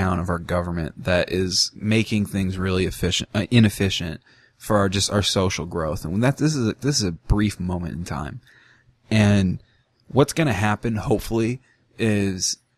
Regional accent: United States; having American blood and having an American birth certificate

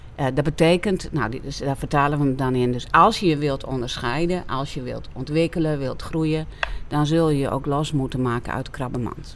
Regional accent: Friesland, Netherlands; ik kom uit Friesland, dus wij hebben veel weiland met heel veel schapen op het moment

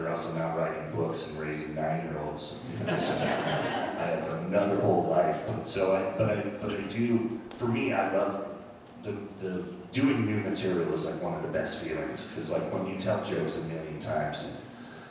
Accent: Sonoma, California, United States; also born or lived in San Francisco; growing up in Sonoma, I knew those places

